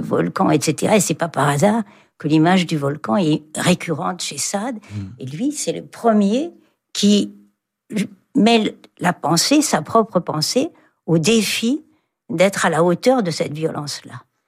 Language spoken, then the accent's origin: French; Rennes, Brittany, France; je suis née à Rennes